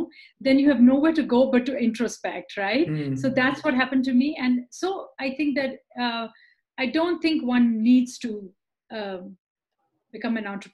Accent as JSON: {"language": "English", "town": "Mumbai", "region": "Maharashtra", "country": "India", "tie": "born or raised there", "also_born_or_lived": "United States", "moved": "as an adult", "said": "I grew up in India, in Mumbai, which is on the west coast of India"}